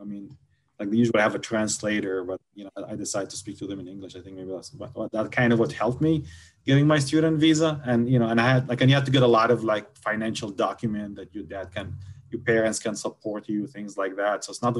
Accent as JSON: {"language": "English", "region": "Gaza Strip", "country": "Palestine", "second_language": "English", "said": "I cannot even go to my home country easily, you know, just because, you know, I happen to have a Gaza ID."}